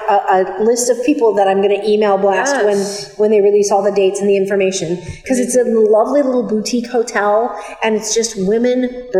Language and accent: English; Hawaii, United States; moved away; I'm originally from Hawaii